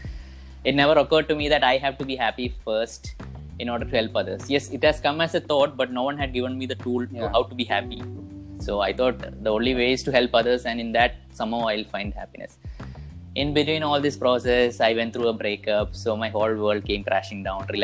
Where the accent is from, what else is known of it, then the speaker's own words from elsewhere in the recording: Kerala, India; I am from Kerala.